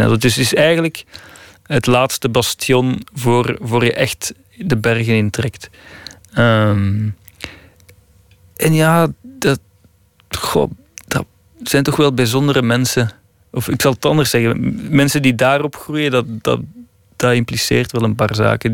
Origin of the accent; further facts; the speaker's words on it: Flanders, Belgium; moved away as an adult; now in Italy; ik als Belg